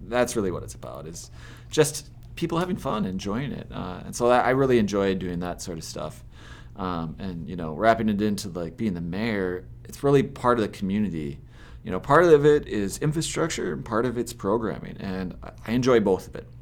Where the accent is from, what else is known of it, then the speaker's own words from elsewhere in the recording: Southeast Minnesota, United States; also born or lived in Dover, Minnesota; I grew up in Southeast Minnesota, um, initially, uh, raised up on a farm just outside Dover, and then around when I was ten, I moved to Yoda and I never left.